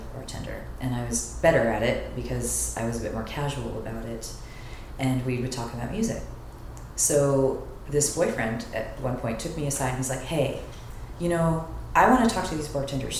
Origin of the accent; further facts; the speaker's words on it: San Diego, California, United States; now in Los Angeles, United States; I grew up in San Diego, so we're beach kids.